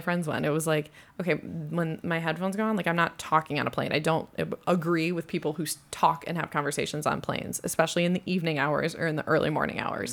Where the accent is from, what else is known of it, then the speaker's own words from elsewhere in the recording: United States; also born or lived in Fort Worth / Minnesota; I, also being American